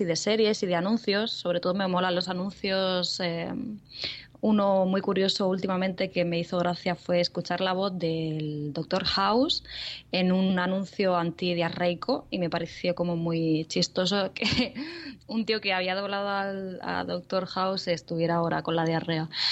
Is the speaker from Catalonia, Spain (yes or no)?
yes; Santa Coloma de Gramenet, Catalonia, Spain; now in Murcia, Spain; Soy de Barcelona, pero vivo en Murcia.